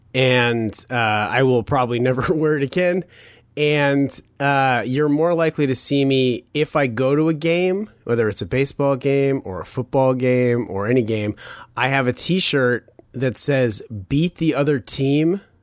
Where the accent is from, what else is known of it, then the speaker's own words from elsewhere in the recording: Chicago, Illinois, United States; I was born in Chicago